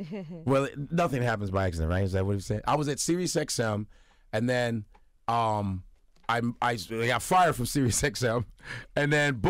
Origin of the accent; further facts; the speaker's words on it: United States; I was raised in America.